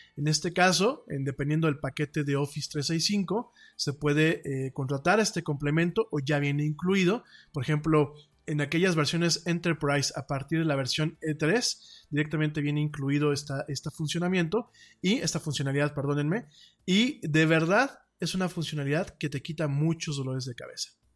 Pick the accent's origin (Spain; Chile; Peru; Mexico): Mexico; aquí en mi país